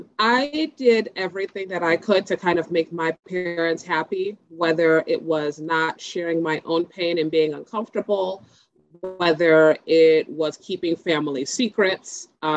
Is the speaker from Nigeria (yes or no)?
yes; Nigeria; So my upbringing, as being a Nigerian daughter, I had two very loving parents who did the best they could with what they had.